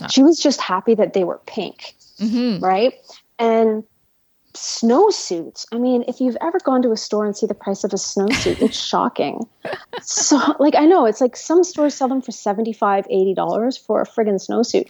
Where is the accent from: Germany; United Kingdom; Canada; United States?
Canada; Toronto, Ontario; moved away as an adult; also born or lived in Ottawa / Vancouver / rural British Columbia; now in Toronto, Canada; I was born in Toronto, lived in Toronto, raised in Toronto